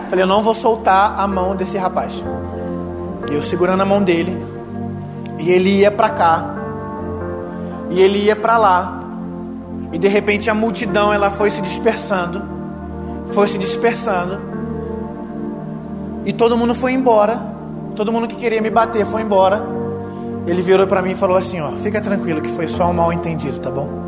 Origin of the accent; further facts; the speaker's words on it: Brazil; Eu sou do Brasil